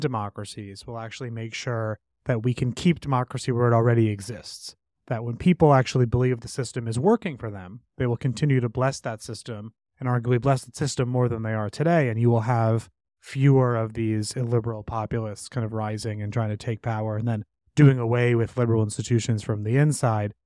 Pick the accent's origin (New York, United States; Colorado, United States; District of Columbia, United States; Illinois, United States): New York, United States; New York City; I grew up in New York City